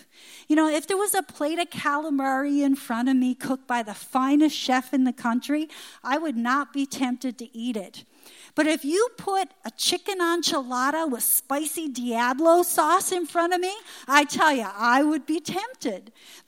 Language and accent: English; Newfoundland and Labrador, Canada; But when I was a little girl growing up in Newfoundland, I remember in the summer during the squid season, many people would get them and they'd dry them on lines in their yard.